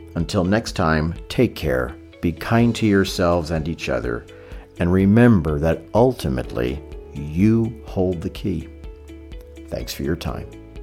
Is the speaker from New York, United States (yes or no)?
yes; New York City, New York, United States; growing up in Brooklyn in the 1970s